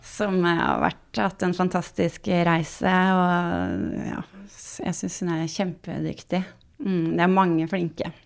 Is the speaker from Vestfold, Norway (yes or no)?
yes; Sandefjord, Vestfold, Norway; jeg kommer fra Sandefjord